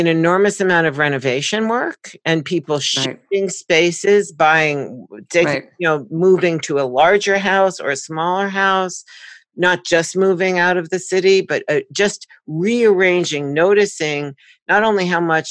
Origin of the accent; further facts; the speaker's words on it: New York, United States; I was born and raised in New York